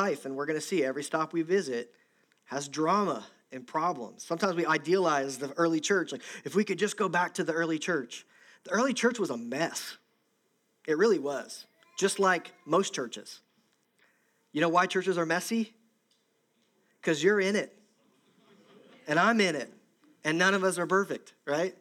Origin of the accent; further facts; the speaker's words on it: Southern Ohio, United States; moved away; my hometown or if there's people watching this in Southern Ohio, we said it with an A back then, it's close to Kentucky